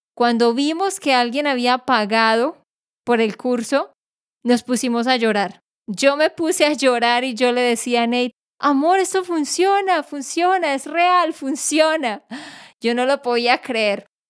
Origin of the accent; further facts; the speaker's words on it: Colombia; yo soy colombiana